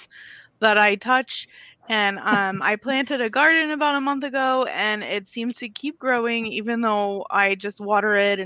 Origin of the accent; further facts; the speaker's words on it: Louisiana, United States; I'm from Louisiana